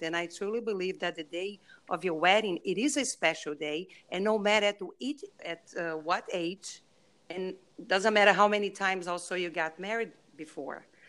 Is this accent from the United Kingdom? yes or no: no; Brazil; English is a second language; moved away; my accent, I am from Brazil